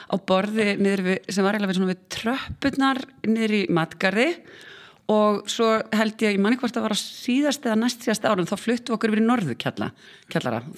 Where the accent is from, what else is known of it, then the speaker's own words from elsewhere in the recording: Iceland; also born or lived in Sweden; ég átti bara mjög góð æsku ár og hérna ólst upp fyrstu sexarni í Svíþjóð þar sem að Fóreldrar mínir voru uh, við nám